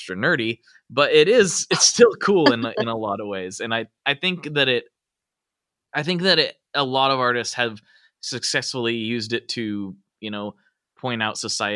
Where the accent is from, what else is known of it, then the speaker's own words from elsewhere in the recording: United States; I'm an American